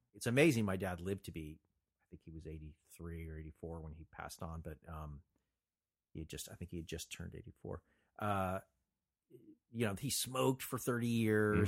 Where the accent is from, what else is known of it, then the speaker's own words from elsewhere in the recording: Montclair, New Jersey, United States; moved away as an adult; now in Los Angeles, United States; I was born and raised in New Jersey, lived in Los Angeles now for 35 years longer.